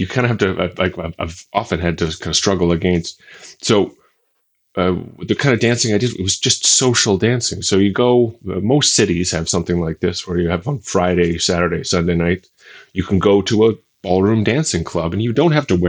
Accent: Canada; moved away as an adult; now in Budapest, Hungary; I'm originally from Canada, but I moved over here to be with the girl who would eventually become my wife a few years ago.

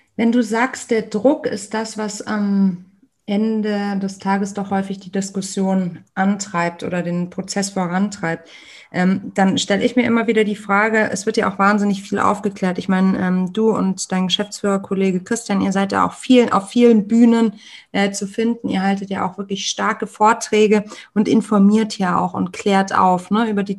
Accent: Germany; wir als Deutsche, als deutsche UnternehmerInnen

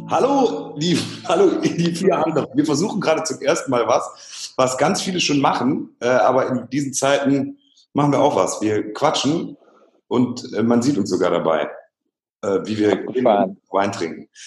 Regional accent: Heinsberg, North Rhine-Westphalia, Germany; Ich komme aus Heinsberg.

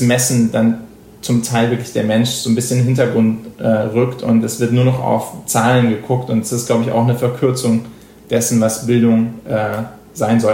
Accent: Germany; moved away as an adult; now in United States; als Deutscher hier in die USA kommst

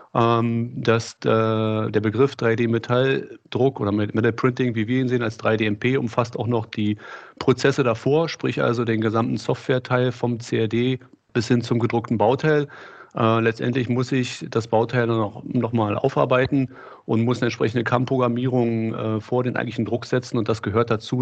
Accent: Berlin, Germany; ich komme hier aus Berlin, habe in Berlin Maschinenbau studiert

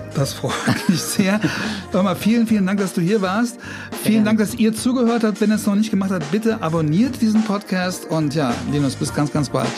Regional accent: Trier, Rhineland-Palatinate, Germany; moved away; ich komme aus Trier

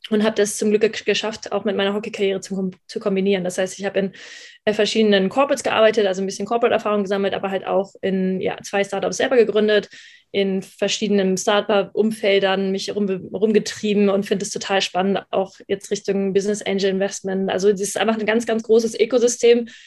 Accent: Hamburg, Germany; also born or lived in Düsseldorf; Ich bin eigentlich Hamburger Dern, eigentlich aus Hamburg und bin dann aber nach Düsseldorf zum Studium

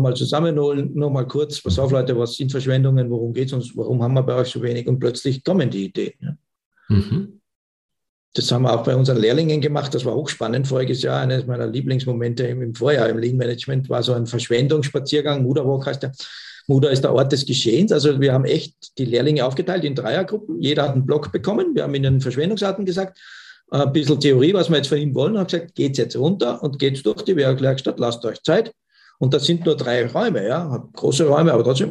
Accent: Austria; bei uns in Österreich

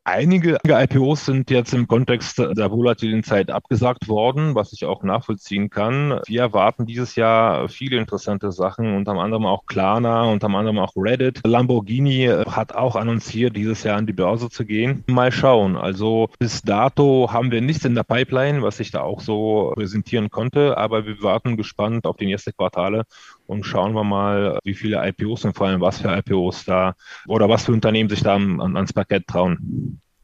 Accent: Odesa, Odesa Oblast, Ukraine; moved away; Ich stamme aus der Ukraine ursprünglich, ich komme aus ähm, Odessa, aus äh, wunderschönen Stadt am Schwarzen

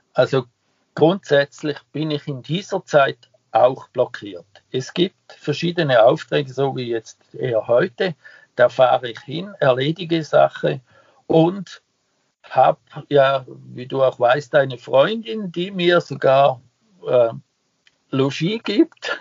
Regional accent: Switzerland; moved away; ich nenne mich ja Ausländer, ich bin ja ein Schweizer

